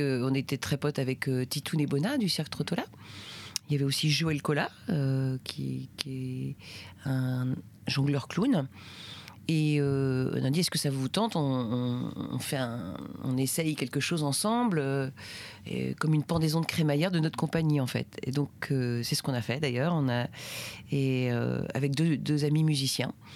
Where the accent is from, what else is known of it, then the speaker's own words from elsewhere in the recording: Brittany, France; j'ai grandi euh, en Bretagne.